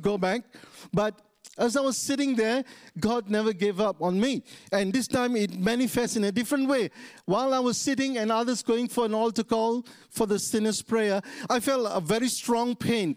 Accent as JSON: {"language": "English", "town": "Taiping", "region": "Perak", "country": "Malaysia", "tie": "born or raised there", "also_born_or_lived": "East Malaysia", "moved": "yes", "said": "I'm from West Malaysia. I was born in a small town called Taiping. So I must become a believer in my own hometown in Taiping"}